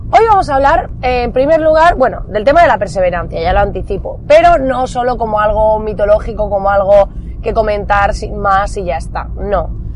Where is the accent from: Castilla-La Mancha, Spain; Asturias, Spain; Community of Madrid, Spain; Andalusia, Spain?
Andalusia, Spain; Almería; somos de Almería, para aquellos que no lo sepáis, al sur de España